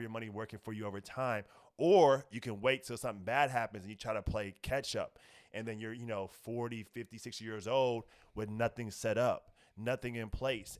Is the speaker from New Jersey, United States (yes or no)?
no; Indianapolis, Indiana, United States; moved away as an adult; now in Los Angeles, United States; I'm originally from Indianapolis, Indiana, three one seven, shout out to my city